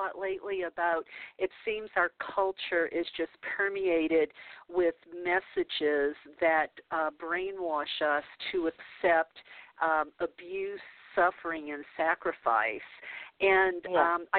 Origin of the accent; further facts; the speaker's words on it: the South, United States; I grew up a Catholic in the South